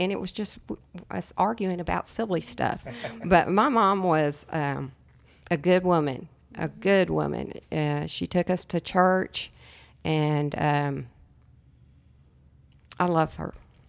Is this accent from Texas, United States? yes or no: yes; El Paso, Texas, United States; born there; I was born in El Paso, Texas.